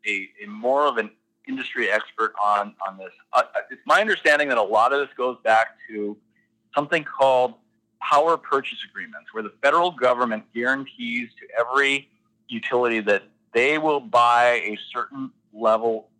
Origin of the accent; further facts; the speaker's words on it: Zap, North Dakota, United States; I grew up in Mercer County in Zapp